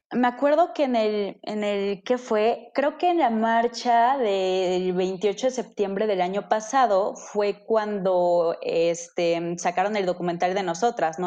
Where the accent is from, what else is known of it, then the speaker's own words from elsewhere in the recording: Metepec, State of Mexico, Mexico; yo soy de Metepec. Eh, de Estado de México, Metepec, Estado de México